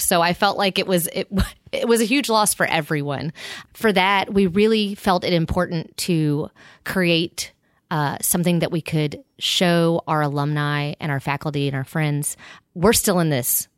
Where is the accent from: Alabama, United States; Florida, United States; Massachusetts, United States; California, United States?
Florida, United States; Pensacola; moved away; I grew up on the Redneck Riviera in Pensacola, Florida